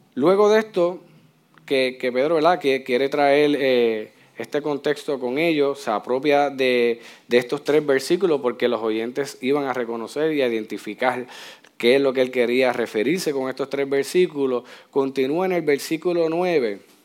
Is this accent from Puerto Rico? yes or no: yes; Puerto Rico